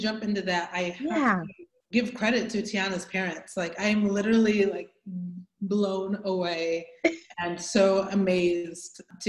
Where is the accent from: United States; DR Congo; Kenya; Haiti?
DR Congo; born there; So my story I was born in the Congo, the Democratic Republic of the Congo, in Central Africa, near the border of Congo and Rwanda.